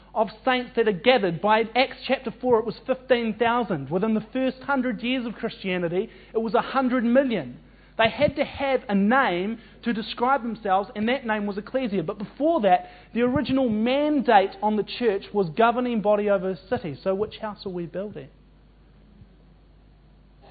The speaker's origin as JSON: {"language": "English", "country": "New Zealand", "said": "as a New Zealander"}